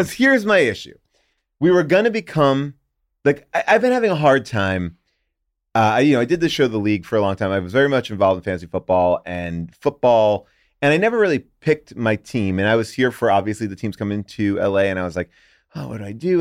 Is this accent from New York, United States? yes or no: yes; New York, United States; I grew up in New York.